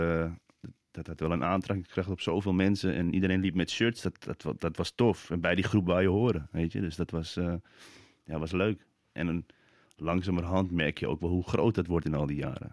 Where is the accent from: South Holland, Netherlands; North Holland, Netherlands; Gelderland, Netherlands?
North Holland, Netherlands; Amsterdam; ik ben geboren op de Wallen in Amsterdam